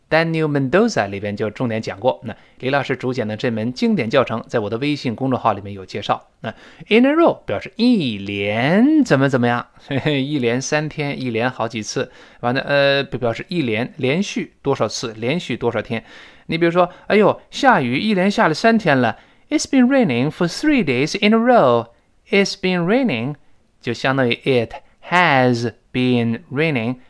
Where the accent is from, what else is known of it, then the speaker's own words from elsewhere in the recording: China; 就是我们中国人说的，好像一年过得比一年快。